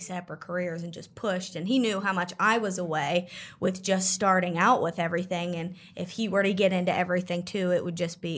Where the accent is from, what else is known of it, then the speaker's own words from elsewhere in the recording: Pittsburgh, Pennsylvania, United States; I'm from Pittsburgh